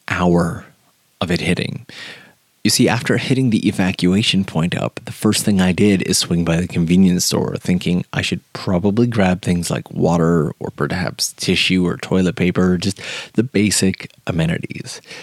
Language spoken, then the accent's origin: English; Canada; now in Japan; I'm from Canada